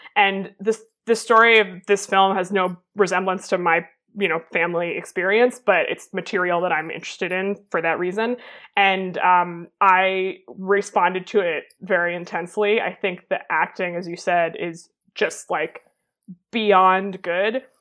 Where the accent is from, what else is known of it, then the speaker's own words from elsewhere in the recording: United States; as an American